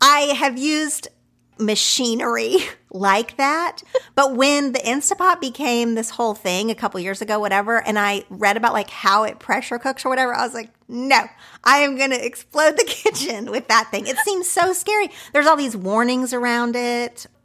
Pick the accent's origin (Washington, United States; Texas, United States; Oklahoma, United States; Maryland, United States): Oklahoma, United States; now in Los Angeles, United States; the type of food that I grew up with in Oklahoma